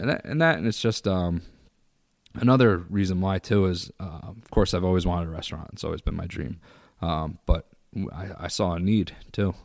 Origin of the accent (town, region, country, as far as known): Bucks County, Pennsylvania, United States; born or raised there; moved away as an adult; also born or lived in Irvington, New York / Philadelphia; now in Syracuse, United States